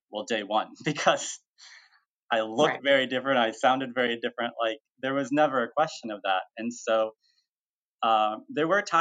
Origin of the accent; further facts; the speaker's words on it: Mexico; now in United States; I came here from Mexico and I grew up um, with my adoptive family